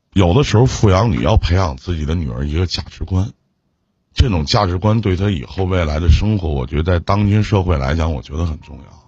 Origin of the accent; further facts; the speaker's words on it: Northeast China, China; 我们东北这边叫泽罗儿